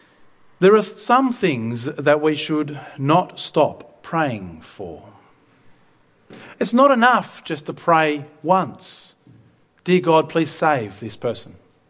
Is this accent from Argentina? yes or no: yes; Argentina; Myself as a missionary kid, I grew up in Argentina.